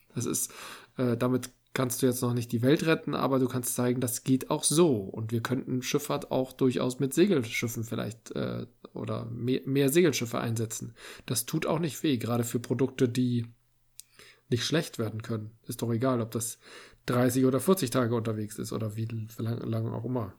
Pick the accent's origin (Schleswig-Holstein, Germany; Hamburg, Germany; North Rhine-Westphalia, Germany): Hamburg, Germany; Als ich als Kind in die Musikhalle ging zu Peter und der Wolf